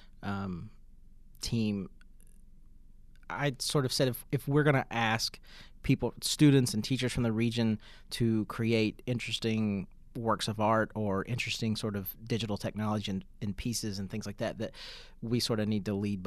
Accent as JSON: {"language": "English", "town": "Pikeville", "region": "Kentucky", "country": "United States", "tie": "born or raised there", "said": "Growing up in Pikeville"}